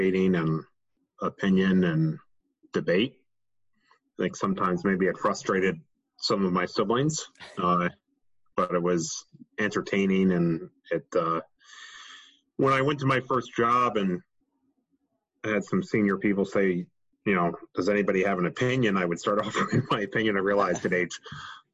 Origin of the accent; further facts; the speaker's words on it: Rye, New York, United States; I grew up in Rye, New York